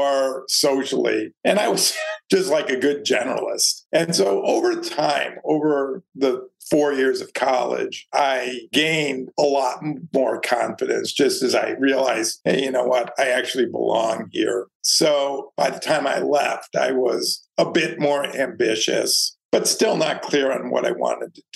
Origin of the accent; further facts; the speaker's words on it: suburb of Detroit, Michigan, United States; moved away as an adult; now in New York, United States; I grew up in a nice suburb of Detroit